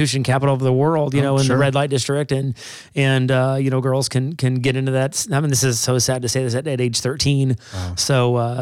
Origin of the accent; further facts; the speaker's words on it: Springfield, Missouri, United States; moved away as an adult; now in Wisconsin, United States; Originally from Missouri. Right. So Springfield, Missouri.